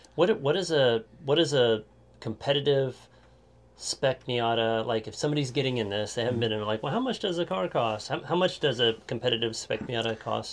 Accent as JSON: {"language": "English", "town": "Claremore", "region": "Oklahoma", "country": "United States", "tie": "born or raised there", "said": "close to my hometown, Claremore, not too far from here"}